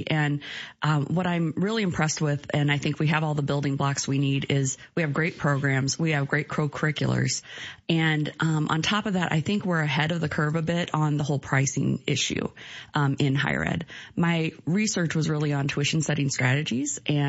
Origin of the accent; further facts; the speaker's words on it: Omaha, Nebraska, United States; moved away; born and raised in Omaha. Earned my bachelor's degree in accounting, my MBA, and then my doctorate in interdisciplinary leadership, all in Omaha at Creighton and University of Nebraska, Omaha.